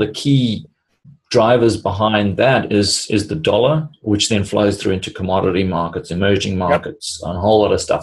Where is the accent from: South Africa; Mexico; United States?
South Africa; moved away; I grew up in South Africa